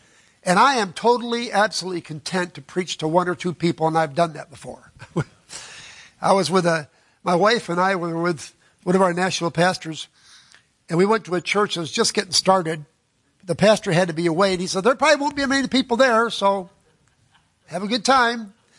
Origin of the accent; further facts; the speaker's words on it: Florida, United States; Yeah, I'm from Florida. That's how they talk down there. I pick it up everywhere I go.